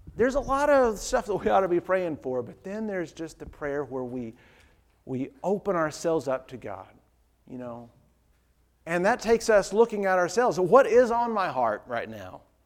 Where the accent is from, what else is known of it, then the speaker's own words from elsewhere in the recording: Dayton, Ohio, United States; the preacher I grew up with in Dayton